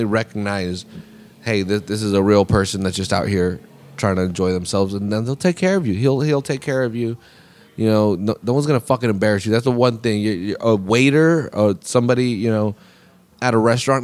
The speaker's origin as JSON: {"language": "English", "area": "Monterey County", "region": "California", "country": "United States", "said": "we're all from here"}